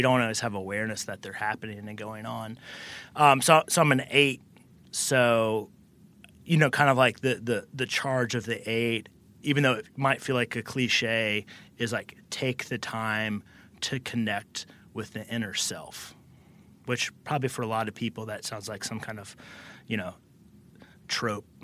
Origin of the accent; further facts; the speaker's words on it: the South, United States; I was born and raised in the South